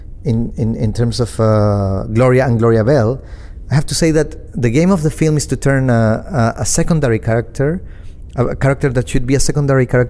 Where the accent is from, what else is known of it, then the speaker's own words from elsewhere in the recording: Chile; also born or lived in Argentina; I was growing up in Chile